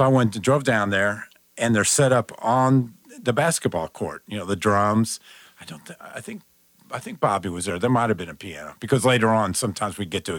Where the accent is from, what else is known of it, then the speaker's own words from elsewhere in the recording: Dallas, Texas, United States; I grew up in Dallas